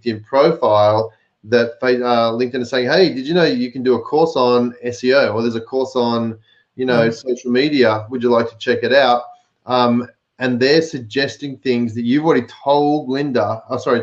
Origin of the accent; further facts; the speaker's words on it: Melbourne, Victoria, Australia; In Melbourne, my hometown